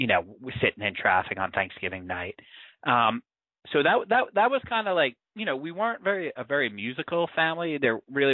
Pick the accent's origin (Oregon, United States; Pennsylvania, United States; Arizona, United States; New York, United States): New York, United States; New York City; I grew up in Queens, New York. I'm 46 years old